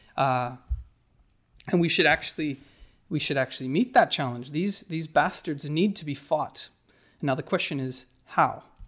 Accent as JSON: {"language": "English", "town": "Whitehorse", "region": "Yukon", "country": "Canada", "tie": "born or raised there", "said": "My hometown in the Yukon, uh, White Horse"}